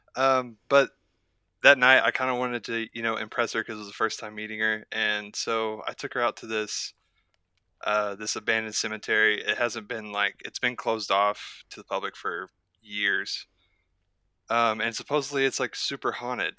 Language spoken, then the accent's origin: English; near Lawton, southern Oklahoma, United States; I'm from southern Oklahoma, closer to the Lawton area